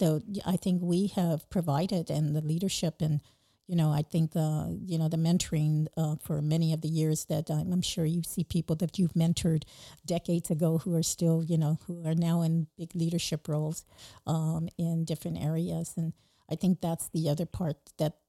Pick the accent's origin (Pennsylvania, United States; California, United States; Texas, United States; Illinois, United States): California, United States; San Diego; both of us are from the San Diego area